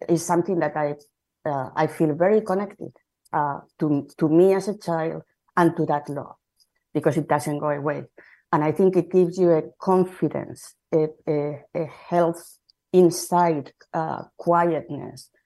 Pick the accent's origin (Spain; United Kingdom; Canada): Spain; Madrid, Community of Madrid; English is a second language; moved away as an adult; now in Seattle, United States; I am from Spain, and I moved to from Madrid to Seattle about 25 years ago